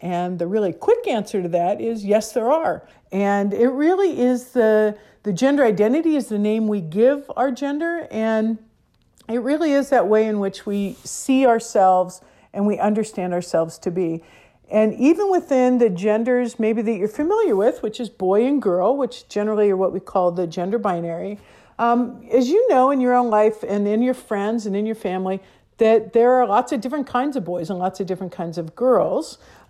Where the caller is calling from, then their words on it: Emeryville, California, United States; I'm the Executive Director at Gender Spectrum, and I'm calling from Emeryville, California, which is right near San Francisco, California.